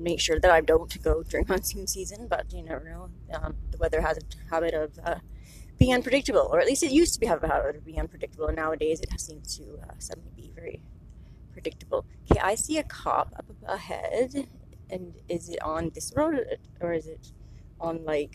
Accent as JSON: {"language": "English", "country": "Canada", "said": "I've been at home and my home country anyways, and I haven't gone very far. Farthest east I have gone in Canada is to Alberta, Calgary"}